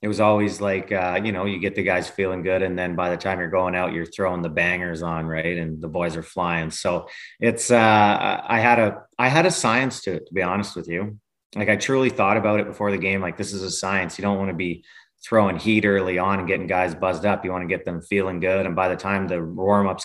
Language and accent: English; Lethbridge, Alberta, Canada; I'm born and raised in Lethbridge, which is an hour and a half away from Calgary